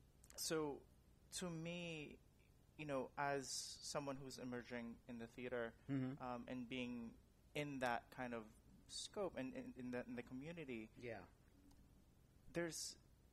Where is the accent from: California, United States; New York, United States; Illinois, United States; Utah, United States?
California, United States; San Francisco; you know, living and growing up in San Francisco and, you know, living there again now